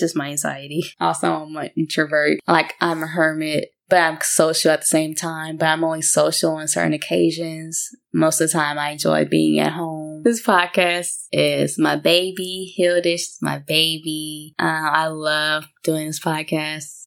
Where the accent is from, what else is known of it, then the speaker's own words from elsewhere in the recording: Tuscaloosa, Alabama, United States; I'm from Tuscaloosa, Alabama.